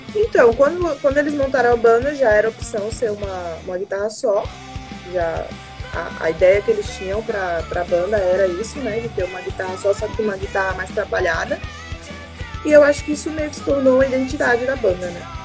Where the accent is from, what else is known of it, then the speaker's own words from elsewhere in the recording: Northeast Region, Brazil; now in São Paulo, Brazil; eu sou nordestina também